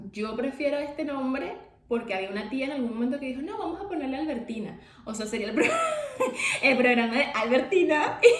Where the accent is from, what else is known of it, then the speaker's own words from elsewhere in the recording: Venezuela; nosotros somos de Venezuela